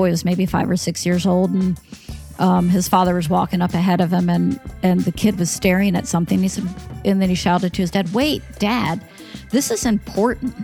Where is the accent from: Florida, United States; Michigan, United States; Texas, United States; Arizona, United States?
Florida, United States; Central; also born or lived in Philadelphia, Pennsylvania; we moved to a small town in Central Florida when I was 6 years old